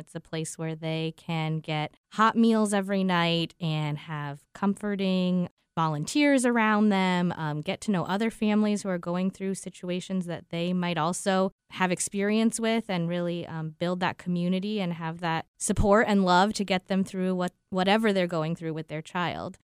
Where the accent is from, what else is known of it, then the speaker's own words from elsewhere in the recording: Southern California, United States; moved away as an adult; also born or lived in Midwest; now in Albany, United States; I grew up in Southern California, born and raised